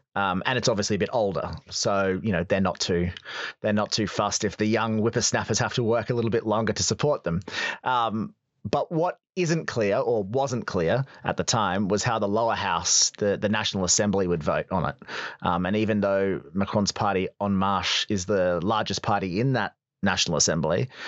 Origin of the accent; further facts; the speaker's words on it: Australia; as a young boy growing up in Australia